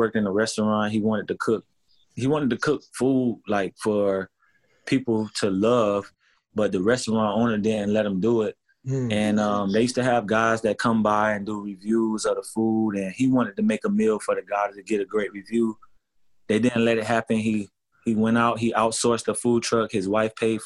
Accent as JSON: {"language": "English", "town": "Miami", "region": "Florida", "country": "United States", "moved": "yes", "lives_now": "Los Angeles, United States", "said": "I'm in LA. I'm from Miami"}